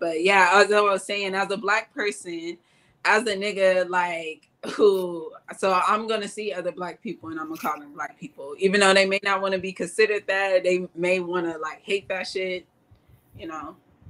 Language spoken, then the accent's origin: English; United States; I'm from America. Like, I'm Black. I have no idea what my ancestry is.